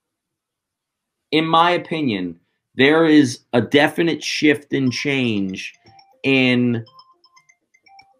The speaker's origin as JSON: {"language": "English", "country": "United States", "said": "I'm an American citizen"}